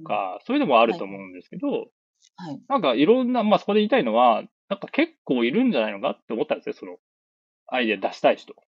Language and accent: Japanese; Nagoya, Aichi, Japan; 名古屋なんですけど